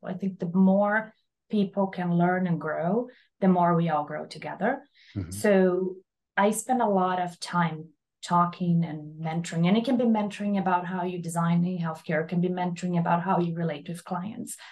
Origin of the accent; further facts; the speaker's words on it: Brazil; moved away as an adult; also born or lived in Columbus, Ohio; now in Miami, United States; I'm from Brazil originally, by the way. I did my undergrad in Brazil.